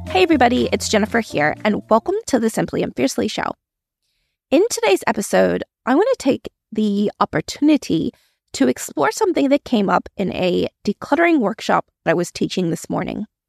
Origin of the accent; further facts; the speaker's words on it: Maryland, United States; moved away as an adult; now in Australia; I originally grew up in the States. I am originally from Maryland, but I moved to Australia when I was in my early twenties.